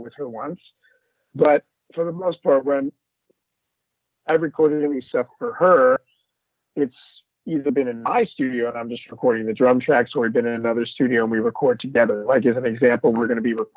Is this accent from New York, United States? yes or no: no; Los Angeles, California, United States; I grew up in Los Angeles